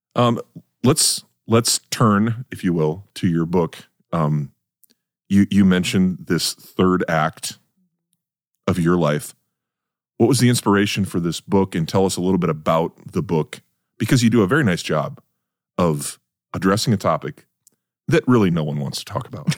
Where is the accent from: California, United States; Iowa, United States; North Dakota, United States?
North Dakota, United States; moved away; I grew up in North Dakota